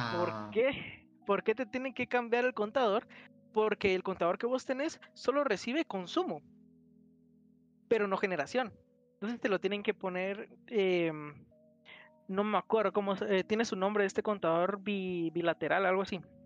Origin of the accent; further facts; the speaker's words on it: Guatemala; a mí como guatemalteco